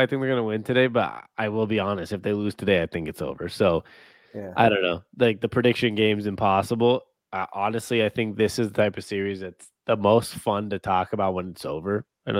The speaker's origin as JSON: {"language": "English", "town": "Seattle", "region": "Washington", "country": "United States", "moved": "yes", "lives_now": "Phoenix, United States", "said": "we are from Seattle originally"}